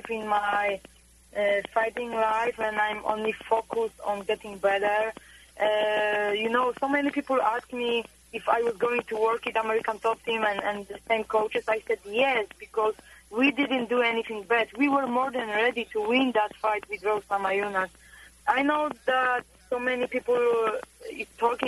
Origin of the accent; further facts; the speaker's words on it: Poland; moved away as an adult; also born or lived in Florida, United States; I love my homeland, and I was born and raised in Poland